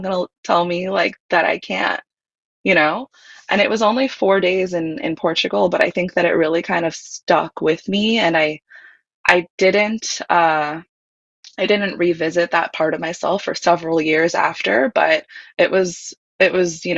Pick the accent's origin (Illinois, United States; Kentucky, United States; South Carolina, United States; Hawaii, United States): Hawaii, United States; I grew up in Hawaii